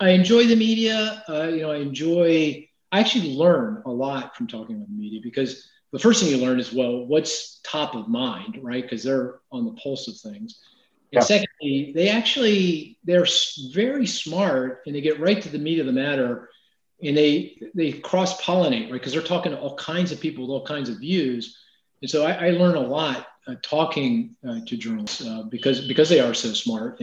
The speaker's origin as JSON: {"language": "English", "town": "Philadelphia", "region": "Pennsylvania", "country": "United States", "said": "I'm from Philly"}